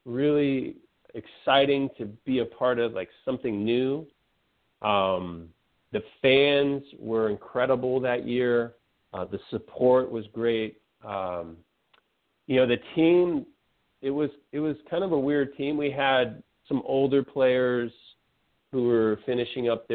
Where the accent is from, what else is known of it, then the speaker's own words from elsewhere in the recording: San Francisco Bay Area, California, United States; now in Florida, United States; I grew up in the San Francisco Bay Area